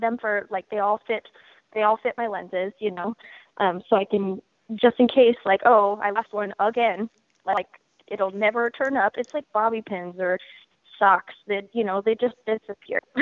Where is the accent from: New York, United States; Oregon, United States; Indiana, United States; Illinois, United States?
Oregon, United States; Portland; I was born and raised in Portland and in the Portland music scene